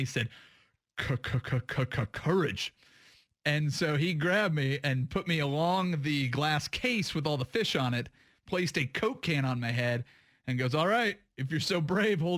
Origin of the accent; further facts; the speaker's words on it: Vancouver, Washington, United States; moved away; also born or lived in Las Vegas, Nevada / Orange County, California / Maui, Hawaii / Los Angeles, California; I grew up in Vancouver, Washington